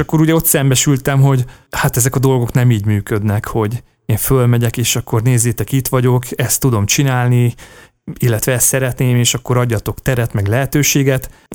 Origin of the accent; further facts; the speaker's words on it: Komló, Baranya, Hungary; moved away; akkor még Komlón laktam, mert hogy komlói születésű vagyok